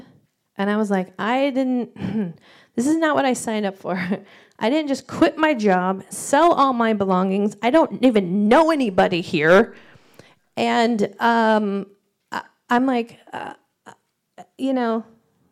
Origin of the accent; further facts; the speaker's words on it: Indiana, United States; moved away as an adult; also born or lived in Colorado / Redding, California; I grew up here in Indiana.